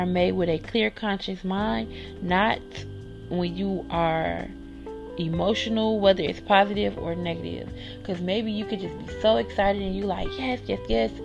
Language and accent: English; Chicago, Illinois, United States; I am from Chicago, so I picked three things to share from my city